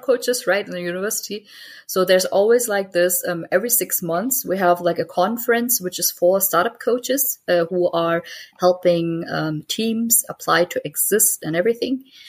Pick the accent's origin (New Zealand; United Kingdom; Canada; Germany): Germany; I have Pakistani roots. I grew up in Germany